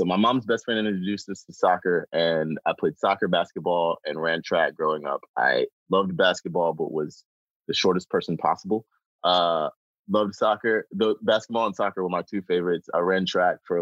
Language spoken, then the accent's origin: English; Chapel Hill, North Carolina, United States; I was born, raised in North Carolina. I'm from Chapel Hill.